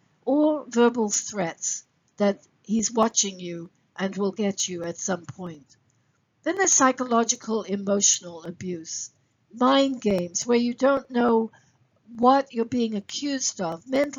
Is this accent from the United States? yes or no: no; England, United Kingdom; also born or lived in Sri Lanka / Singapore / Kenya; let me share some background with you. I am British by birth, grew up living in both England, Sri Lanka, Singapore, and Kenya. So I'm a third culture kid.